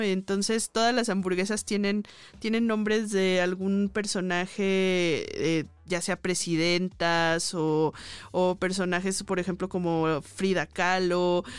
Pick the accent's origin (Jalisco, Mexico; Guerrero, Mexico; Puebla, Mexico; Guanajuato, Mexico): Jalisco, Mexico; Guadalajara; now in Mexico City, Mexico; yo soy de provincia, que soy de Guadalajara